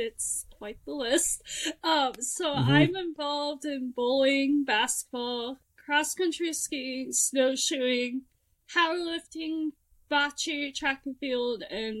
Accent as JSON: {"language": "English", "region": "California", "country": "United States", "also_born_or_lived": "Nebraska / Washington", "said": "So, I'm originally from Southern California. My father was actually in the Navy, so I moved around a lot, and we were stationed in Nebraska, and then he got stationed in Washington State"}